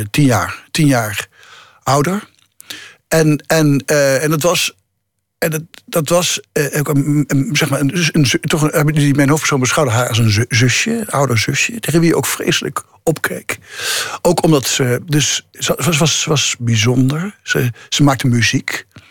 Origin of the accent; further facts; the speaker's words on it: the region of the Gelderlander newspaper, Netherlands; moved away; de krant in mijn geboortestreek, de Gelderlander.